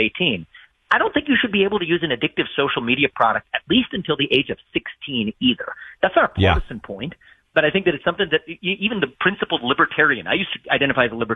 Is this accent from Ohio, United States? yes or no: yes; Ohio, United States; born or raised there